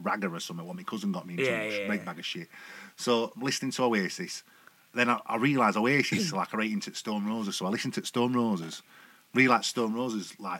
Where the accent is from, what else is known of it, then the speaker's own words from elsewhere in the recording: Sheffield, Yorkshire and the Humber, United Kingdom; I'm from Grenner, north of Sheff